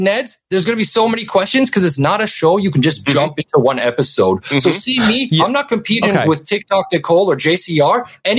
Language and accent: English; Canada; because I'm Canadian. We don't have middle school in Canada